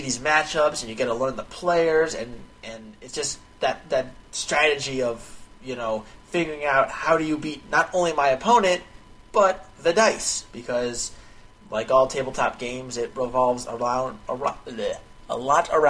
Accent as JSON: {"language": "English", "country": "United States", "said": "being an American"}